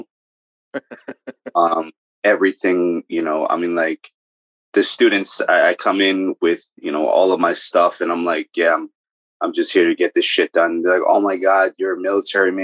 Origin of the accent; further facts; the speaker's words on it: New York City, New York, United States; moved away; also born or lived in Bronx, New York / Pennsylvania; New York native. I'm from I was born in the Bronx. Then I spent the majority of my time in Brooklyn